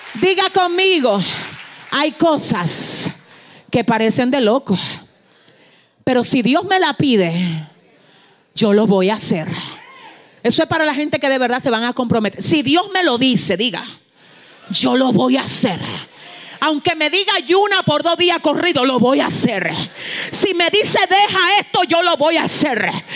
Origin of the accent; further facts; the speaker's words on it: San Francisco de Macorís, Duarte, Dominican Republic; yo estaba en San Francisco de Macorís, donde yo nací. San Francisco de Macorís es una ciudad en el norte de la República Dominicana